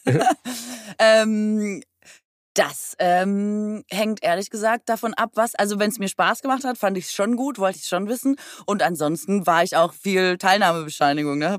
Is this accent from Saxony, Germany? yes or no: no; Aalen, Baden-Württemberg, Germany; moved away as an adult; also born or lived in Cologne; ich komme aus Aalen